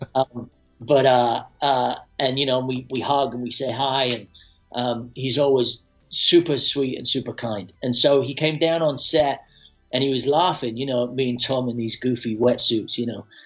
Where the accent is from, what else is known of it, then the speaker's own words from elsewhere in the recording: Scotland, United Kingdom; moved away; also born or lived in London; I'm a kid from Scotland